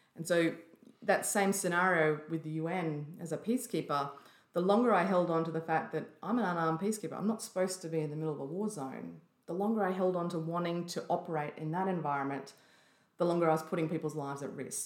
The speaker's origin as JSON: {"language": "English", "town": "Byron Bay", "region": "New South Wales", "country": "Australia", "tie": "born or raised there", "said": "grew up in a little place called Austinville, which is just in the hinterland of Byron Bay"}